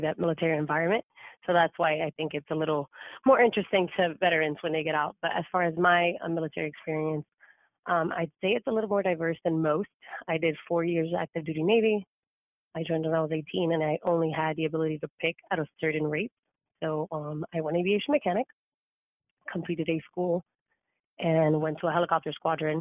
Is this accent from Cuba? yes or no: yes; Cuba; now in United States; I was actually not born in the U.S. I was born in Cuba. So my family moved here